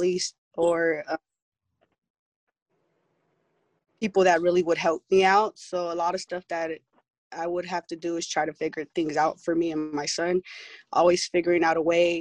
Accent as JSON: {"language": "English", "town": "Pomona", "region": "California", "country": "United States", "said": "I'm from Pomona"}